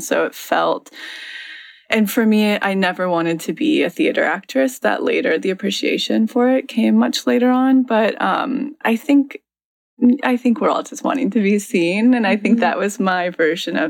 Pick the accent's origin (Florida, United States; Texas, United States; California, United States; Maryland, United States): California, United States; Mariposa; I grew up in a little town right outside of Yosemite called Mariposa